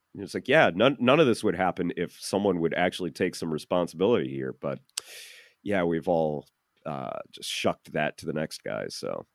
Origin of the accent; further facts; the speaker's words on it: Chicagoland area, Illinois, United States; I'm from the Chicagoland area